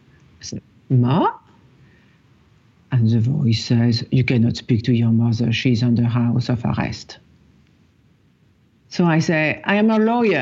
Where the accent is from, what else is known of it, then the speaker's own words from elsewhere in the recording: Paris, Île-de-France, France; moved away as an adult; now in New York, United States; It was my first year in New York. I grew up in Paris.